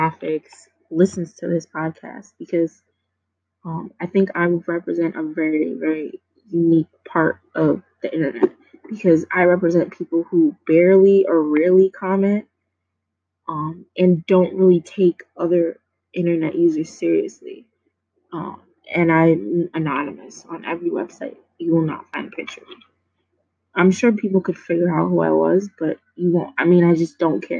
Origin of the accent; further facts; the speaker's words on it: New York City, New York, United States; I grew up in New York City